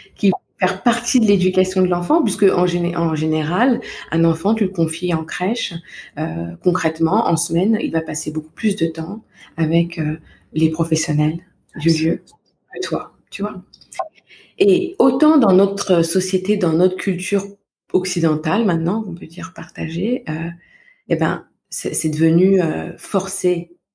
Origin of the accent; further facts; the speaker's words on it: Val-de-Marne, Paris region, Île-de-France, France; moved away; je suis originaire de naissance du Val-de-Marne, en région mmh. parisienne, où j'ai passé toute mon enfance, mon adolescence